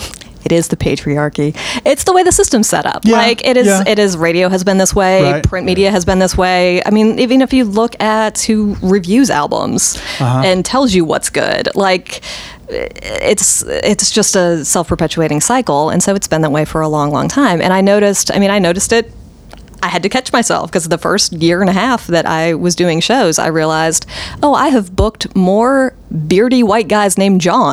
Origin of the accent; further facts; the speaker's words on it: Minnesota, United States; also born or lived in Michigan / Pennsylvania; I'm kind of a Great Laker, born and bred. My family is from Minnesota. I was born in Minnesota. I lived in Michigan for a couple years, lived in Pennsylvania for 7 years.